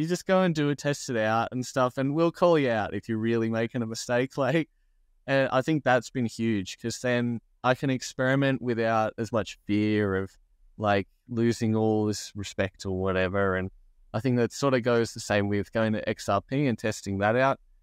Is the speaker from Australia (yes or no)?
yes; Australia; I'm like Australian. I live in Australia